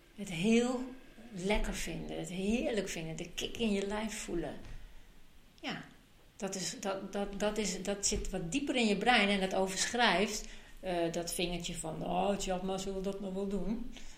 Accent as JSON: {"language": "Dutch", "town": "Amsterdam", "region": "North Holland", "country": "Netherlands", "tie": "born or raised there", "moved": "yes", "lives_now": "Friesland, Netherlands", "said": "Ik ben opgegroeid in Amsterdam"}